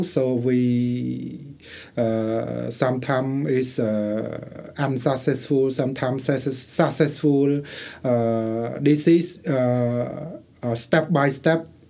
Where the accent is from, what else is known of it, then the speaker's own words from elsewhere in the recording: Cambodia; English is a second language; I come from Cambodia.